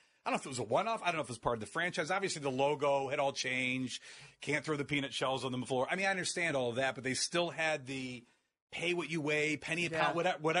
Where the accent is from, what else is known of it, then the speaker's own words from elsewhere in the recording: Akron, Ohio, United States; I'm from Akron originally.